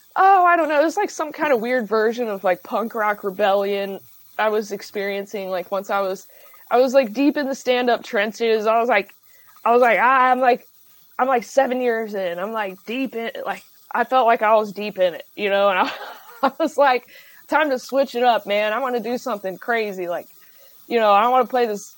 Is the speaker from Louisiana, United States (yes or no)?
no; Dayton, Ohio, United States; moved away as an adult; also born or lived in Cincinnati, Ohio / Chicago, Illinois; now in Los Angeles, United States; I'm from Dayton, Ohio originally